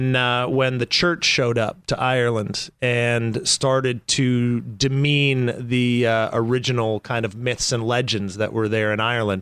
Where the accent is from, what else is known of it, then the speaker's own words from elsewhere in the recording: near Banff, interior of British Columbia, Canada; also born or lived in New York; now in Los Angeles, United States; I'm from the West Coast